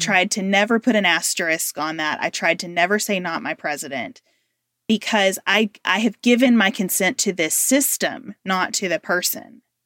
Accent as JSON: {"language": "English", "country": "United States", "said": "being an American right now"}